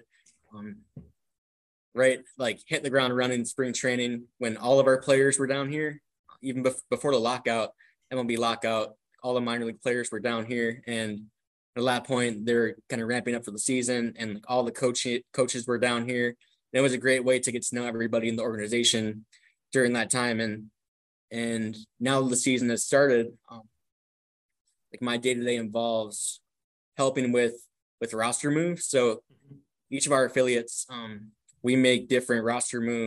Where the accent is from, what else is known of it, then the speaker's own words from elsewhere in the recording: Milwaukee, Wisconsin, United States; growing up in Milwaukee, Wisconsin, I was fortunate to attend Brewers games